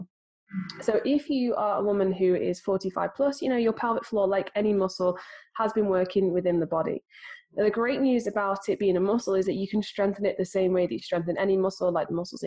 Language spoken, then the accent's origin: English; United Kingdom; I'm British